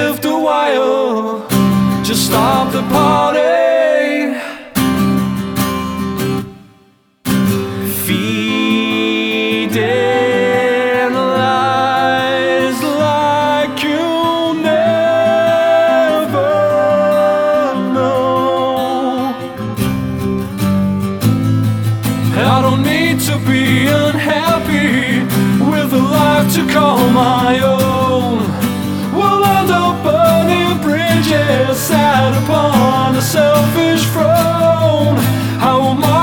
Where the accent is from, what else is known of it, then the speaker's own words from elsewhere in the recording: Highlands of Scotland, United Kingdom; I grew up in the Highlands of Scotland for my formative years.